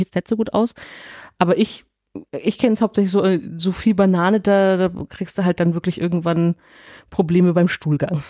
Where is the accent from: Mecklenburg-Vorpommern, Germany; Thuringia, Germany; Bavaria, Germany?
Bavaria, Germany; Nuremberg; ich komme aus Eibach und Röthenbach, so hart an der Grenze